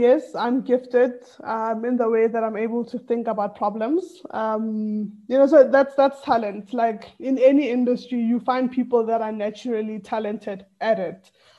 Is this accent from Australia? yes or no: no; Tembisa, Gauteng, South Africa; English is a second language; also born or lived in Atteridgeville; initially I was born and raised in Tembisa. That's where I lived for most of my like primary school years, and then moved to Atteridgeville.